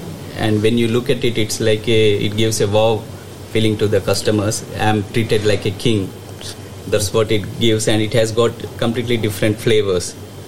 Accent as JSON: {"language": "English", "town": "Hyderabad", "region": "Telangana", "country": "India", "moved": "yes", "lives_now": "United Kingdom", "said": "I'm from Hyderabad, southern India."}